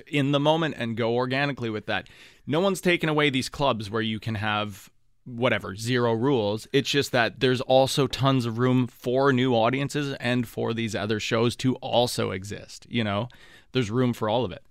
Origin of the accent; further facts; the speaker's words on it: Thunder Bay, Ontario, Canada; moved away as an adult; also born or lived in Ottawa; it was the first city I moved to outside of Thunder Bay